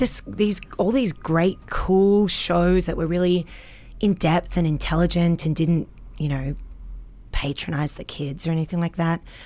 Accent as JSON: {"language": "English", "country": "Australia", "accent": "Australian", "moved": "as an adult", "lives_now": "Canada", "said": "I'm Australian"}